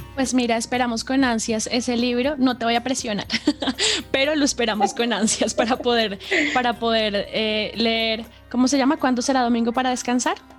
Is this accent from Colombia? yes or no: yes; Colombia